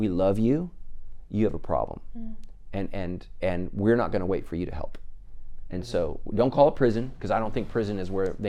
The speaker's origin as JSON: {"language": "English", "town": "Sacramento", "region": "California", "country": "United States", "tie": "born or raised there", "said": "we grew up in the same place"}